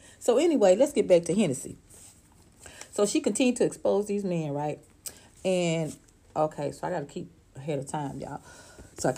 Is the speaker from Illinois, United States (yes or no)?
no; Atlanta, Georgia, United States; I'm in Georgia. I'm from Atlanta, Georgia